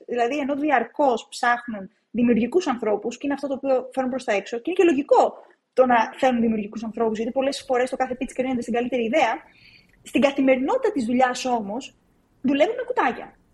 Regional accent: Agrinio, Western Greece, Greece; moved away as an adult; now in Athens, Greece; δεν είμαι από την Αθήνα, είμαι από το Αγρίνιο, στην Εντολοκαρνανία, εκεί μεγάλωσα.

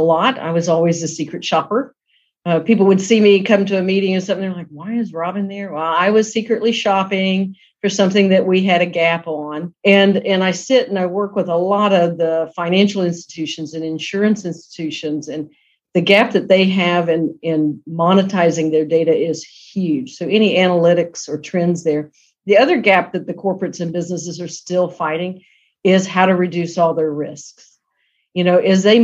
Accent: South Georgia, United States; I came from the South, grew up in South Georgia, and we're very scrappy people

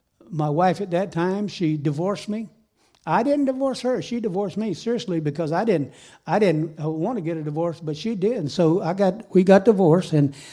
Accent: Thomasville, Georgia, United States; I was born in Thomasville, Georgia. I grew up there

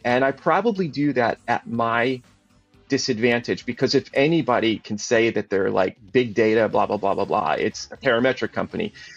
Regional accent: Connecticut, United States; growing up in Connecticut, I had exposure to insurance professionals, insurance people

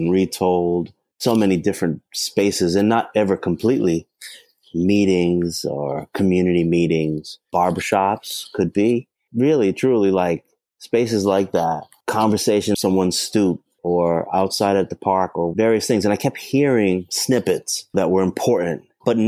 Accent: Boston, Massachusetts, United States; I grew up in Boston

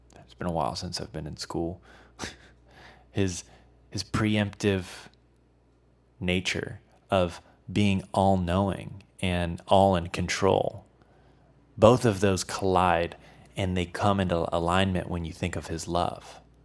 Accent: Midwest, United States; moved away; I, I was from the Midwest, so we, we had tornadoes.

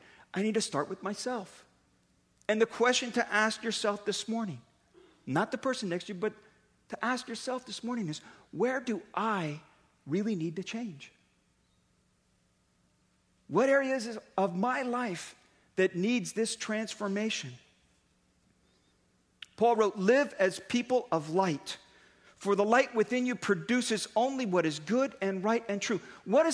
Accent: Daly City, California, United States; I grew up in Daly City

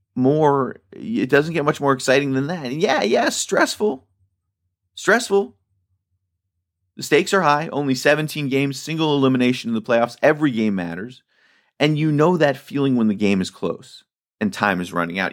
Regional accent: Washington, District of Columbia, United States; also born or lived in California; now in Baltimore, United States; I grew up in Washington, D C.

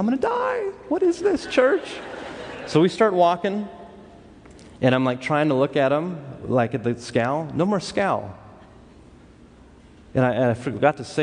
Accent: Los Angeles, California, United States; I grew up in Los Angeles. Growing up in Los Angeles, you meet a lot of different type of people.

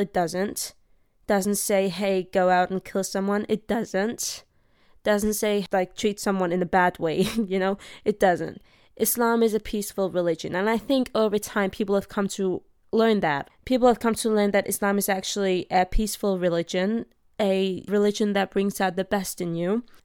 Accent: Denmark; also born or lived in Iraq; I grew up in Denmark

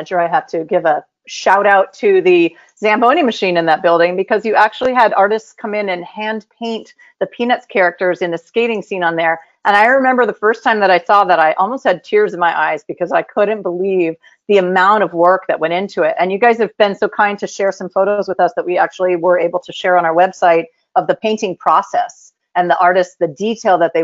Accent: Northern California, United States; I was born in Northern California

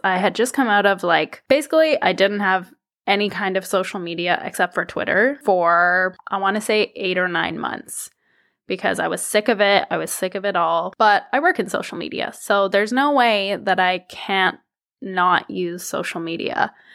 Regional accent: Toronto, Ontario, Canada; I was born in Toronto. I am a Thurmell Canadian.

